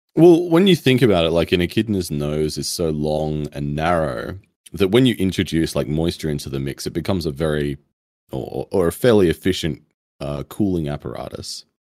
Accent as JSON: {"language": "English", "country": "Australia", "said": "being Australian"}